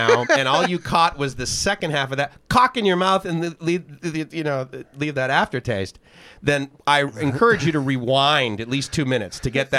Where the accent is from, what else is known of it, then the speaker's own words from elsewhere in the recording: near Boston, Massachusetts, United States; now in Thailand; I grew up, you know, near Boston area too